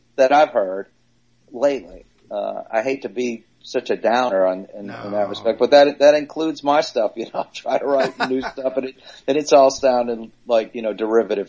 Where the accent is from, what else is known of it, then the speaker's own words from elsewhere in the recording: New Orleans, Louisiana, United States; moved away; also born or lived in Long Island; I grew up in New Orleans